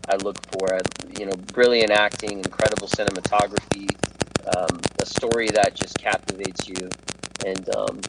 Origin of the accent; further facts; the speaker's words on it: Burbank, California, United States; Heffron Drive is the street we grew up on in Burbank